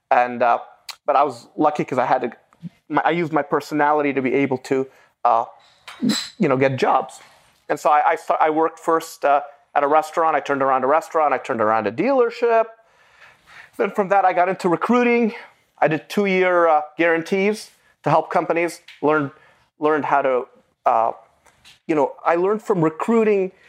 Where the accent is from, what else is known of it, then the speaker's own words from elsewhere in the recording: Beirut, Beirut Governorate, Lebanon; first language Arabic; English is a second language; moved away; also born or lived in United States; I was born in 1974 in Beirut, Lebanon. I was raised by my grandmother.